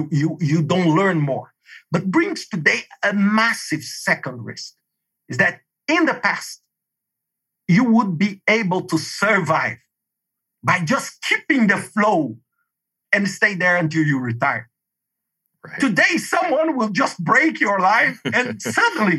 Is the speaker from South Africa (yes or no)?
no; Brazil; English is a second language; moved away as an adult; also born or lived in Denmark; for me with this Brazilian, living in a traditional state in Brazil